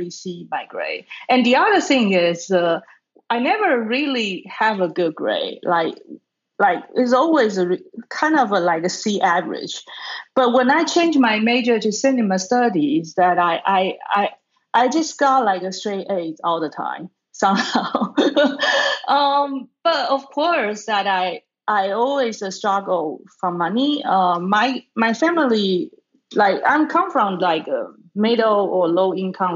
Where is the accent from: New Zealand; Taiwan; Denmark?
Taiwan; now in Brooklyn, United States; I was born in Taiwan.